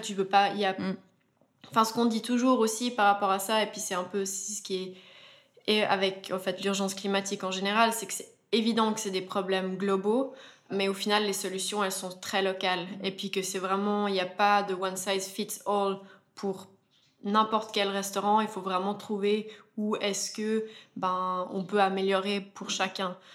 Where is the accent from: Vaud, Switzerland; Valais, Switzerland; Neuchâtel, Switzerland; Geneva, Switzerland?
Valais, Switzerland; Verbier; on est vraiment amis d'enfance, donc on a grandi ensemble à Verbier